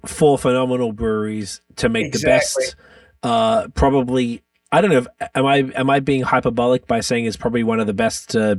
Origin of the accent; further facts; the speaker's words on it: Melbourne, Victoria, Australia; I'm from Melbourne, Australia, and Melbourne is, I heard Greek was the second most Greeks outside of Athens.